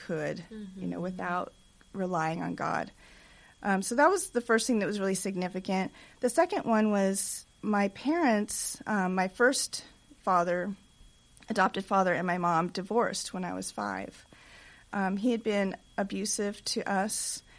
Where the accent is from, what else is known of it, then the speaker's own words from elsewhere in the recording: Los Angeles, California, United States; I was born in Hollywood, California